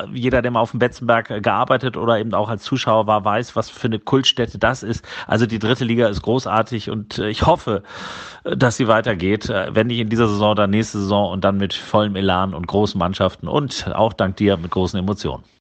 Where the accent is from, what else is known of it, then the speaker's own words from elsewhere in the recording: Hamburg, Germany; ich habe durchaus Sympathien durch meine Hamburger Herkunft für den HSV